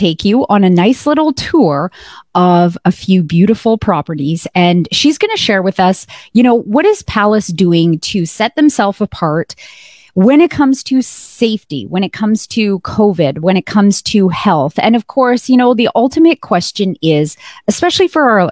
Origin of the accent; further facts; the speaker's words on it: Canada; as a Canadian